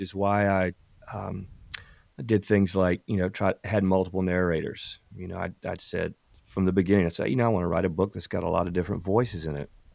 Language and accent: English; South Carolina Low Country, United States; born or raised there